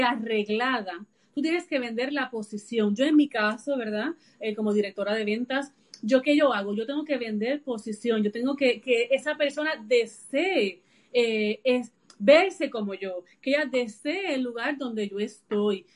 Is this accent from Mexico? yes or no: no; Puerto Rico; yo soy de de Puerto Rico y vivo, ¿verdad? Resido también aquí en, la isla